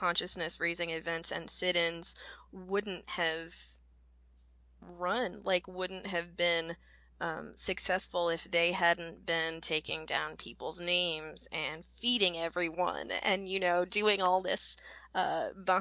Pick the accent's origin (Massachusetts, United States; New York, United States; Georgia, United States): Georgia, United States; growing up in Georgia, as a kid